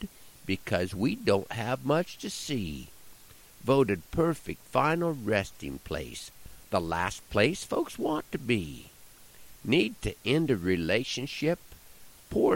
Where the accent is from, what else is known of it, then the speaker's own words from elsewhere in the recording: Nebraska, United States; my home state of Nebraska